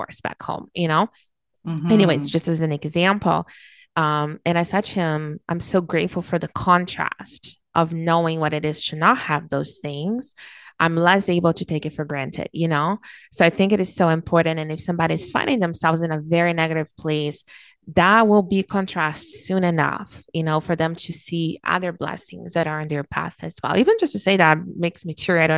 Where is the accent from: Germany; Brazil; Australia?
Brazil; now in Canada; I was born and raised in Brazil